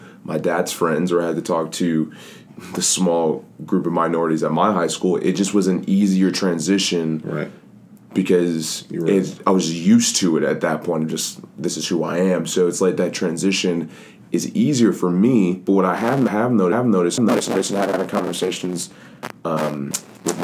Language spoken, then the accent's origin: English; Johns Creek, Georgia, United States; growing up in Johns Creek